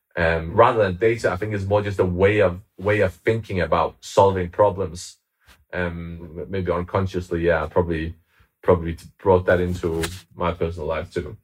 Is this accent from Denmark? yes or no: yes; Denmark; moved away as an adult; now in London, United Kingdom; I'm originally from Denmark, but I, I, I lived in London for the past ten years.